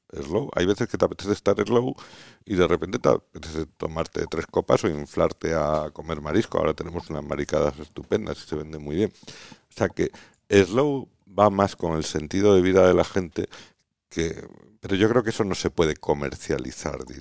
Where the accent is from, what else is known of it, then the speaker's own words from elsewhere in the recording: Extremadura, Spain; yo soy extremeño por los cuatro costados